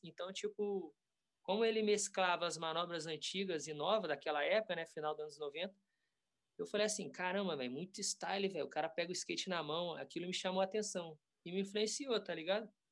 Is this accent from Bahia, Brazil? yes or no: no; Volta Redonda, Rio de Janeiro, Brazil; lá em Volta Redonda, né, minha cidade natal